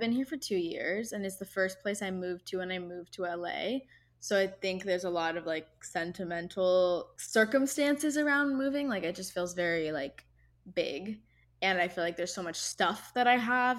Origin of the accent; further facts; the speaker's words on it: Irvine, California, United States; My hometown is Irvine, California, which is in Orange County